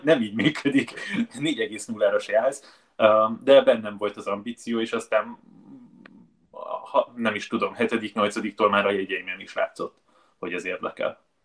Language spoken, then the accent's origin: Hungarian; Budapest, Hungary; ahol felnőttem, Baros Gábor telepez Budának a déli része